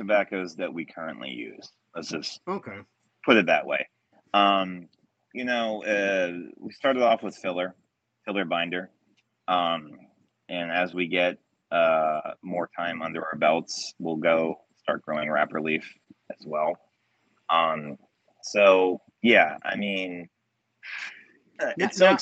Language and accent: English; Delaware, United States; growing up in Delaware, where they claim the Italian sandwich was actually invented